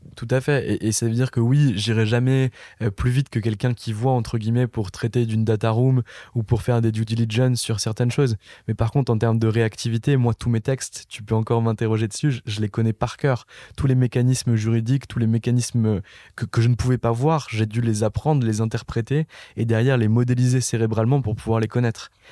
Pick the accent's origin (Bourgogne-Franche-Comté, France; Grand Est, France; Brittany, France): Grand Est, France; Nancy; je viens pas de Paris et je viens d'une ville du nord-est de la France qui s'appelle Nancy